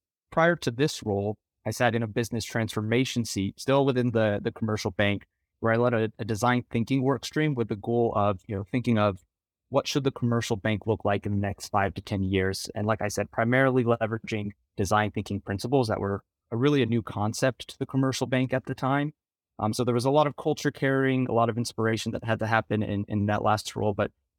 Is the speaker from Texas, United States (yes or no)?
yes; Texas, United States; now in New York City, United States; I'm originally from the Rio Grande Valley, Texas, and currently based out of New York City.